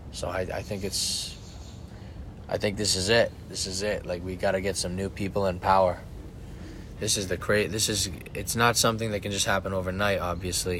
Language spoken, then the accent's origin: English; United States; I'm a fucking human being that lives in America. I'm an American.